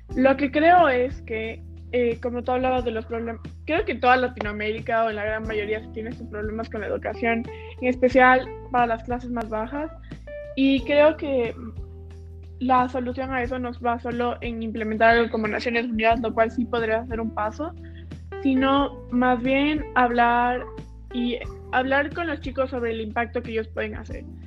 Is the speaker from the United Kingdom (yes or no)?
no; Ecuador; nosotros que somos de Ecuador